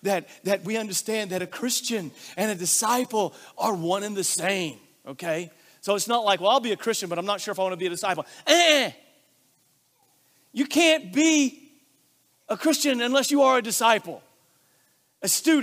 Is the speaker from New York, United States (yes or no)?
no; Arkansas, United States; I grew up in Arkansas where we take multiple syllables and we shorten them into one syllable